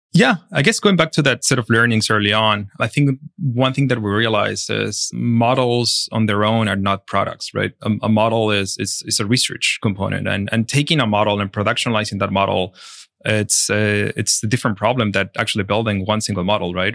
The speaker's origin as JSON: {"language": "English", "country": "Chile", "moved": "yes", "said": "I'm originally from Chile and, um, I study in Chile"}